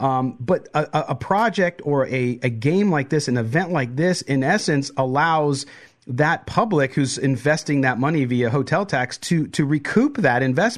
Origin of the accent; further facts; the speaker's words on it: San Diego, California, United States; now in Las Vegas, United States; I grew up in San Diego